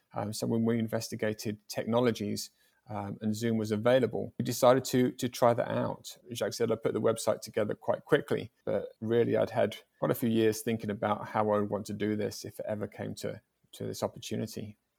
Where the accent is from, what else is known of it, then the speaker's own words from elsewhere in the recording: England, United Kingdom; I was from England.